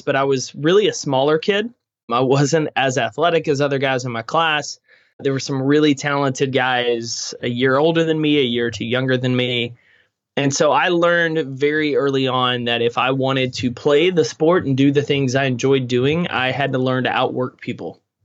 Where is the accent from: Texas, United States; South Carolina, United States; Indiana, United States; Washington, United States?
Texas, United States; East; I grew up in East Texas